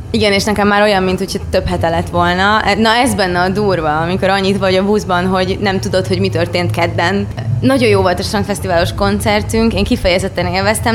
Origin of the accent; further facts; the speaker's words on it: Baja, Bács-Kiskun, Hungary; Baján nőttem fel